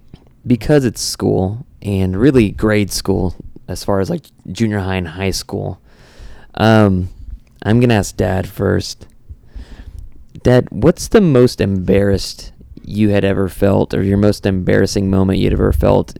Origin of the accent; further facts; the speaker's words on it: Moore, Oklahoma, United States; I grew up mostly in Moore public schools